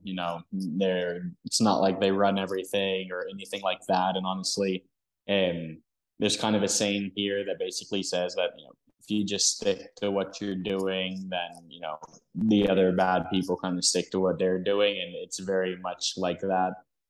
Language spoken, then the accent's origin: English; Stockholm, Stockholm County, Sweden; born there; first language Dutch, Hebrew, English; I was born in Stockholm, Sweden. And my first language was a little mix of Dutch, Hebrew, and English all at the same time.